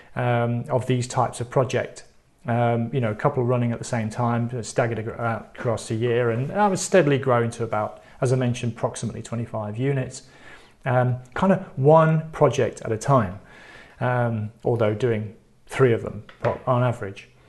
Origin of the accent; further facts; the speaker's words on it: United Kingdom; I'm British